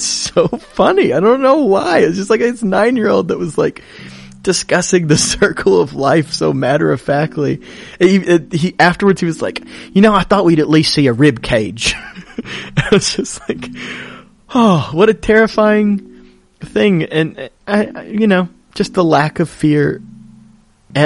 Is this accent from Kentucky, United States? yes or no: yes; Kentucky, United States; moved away; I'm from Kentucky